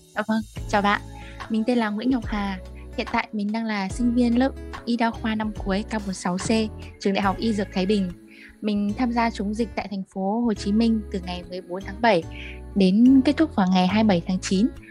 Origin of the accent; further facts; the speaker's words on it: Tuyên Quang, Vietnam; accent: northern; moved away as an adult; also born or lived in Thái Bình; tỉnh ở quê mình là tuyên quang